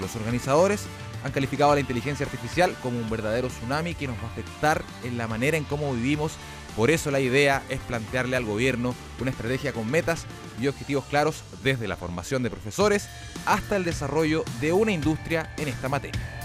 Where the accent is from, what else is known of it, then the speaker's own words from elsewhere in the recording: Chile; como buenos chilenos